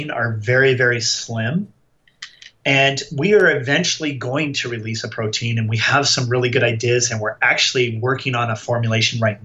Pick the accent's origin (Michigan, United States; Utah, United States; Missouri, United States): Utah, United States; we are from Utah.